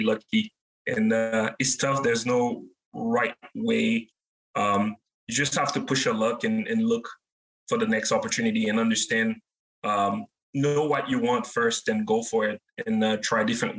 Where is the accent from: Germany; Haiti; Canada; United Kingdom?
Haiti; moved away as an adult; now in United States; my home country, Haiti